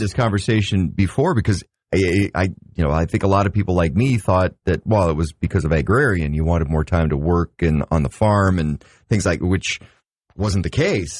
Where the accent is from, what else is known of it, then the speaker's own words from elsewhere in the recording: Grand Forks, North Dakota, United States; growing up in Grand Forks